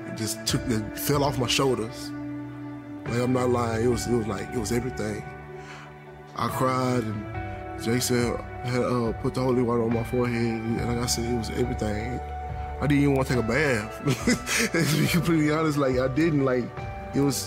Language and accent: English; Waco, Texas, United States; I am from Waco, Texas.